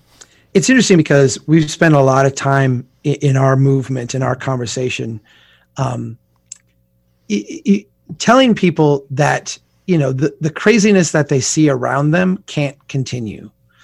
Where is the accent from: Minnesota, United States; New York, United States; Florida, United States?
Minnesota, United States; We don't swear on my podcast, but I'm a Minnesotan.